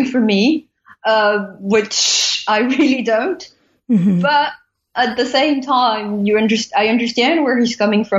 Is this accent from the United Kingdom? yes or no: no; Paris, Île-de-France, France; I went to a Catholic school in the 17th district